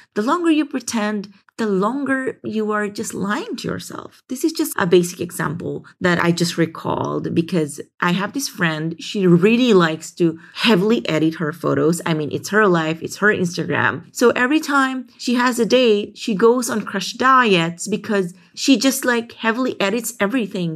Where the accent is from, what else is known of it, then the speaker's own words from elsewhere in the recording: Philippines; growing up in the Philippines